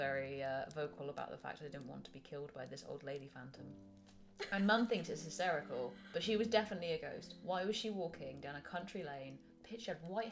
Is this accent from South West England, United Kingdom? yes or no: yes; Gloucester, South West England, United Kingdom; I grew up in and around Gloucester.